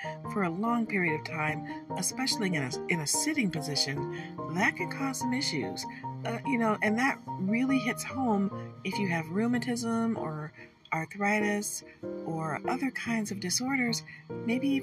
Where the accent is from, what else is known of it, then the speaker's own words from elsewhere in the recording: Detroit, Michigan, United States; now in Michigan, United States; I was born in Hutzel Hospital. My mother was born in Detroit. I grew up there